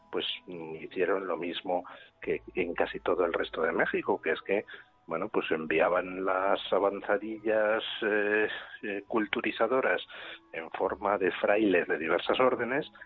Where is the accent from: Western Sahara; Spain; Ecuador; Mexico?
Spain; Y somos los españoles los que combinamos el cacao con el azúcar